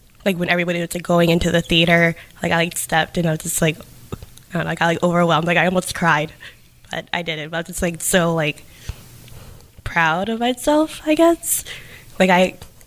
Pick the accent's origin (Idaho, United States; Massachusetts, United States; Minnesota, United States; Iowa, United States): Massachusetts, United States; New Bedford; growing up in New Bedford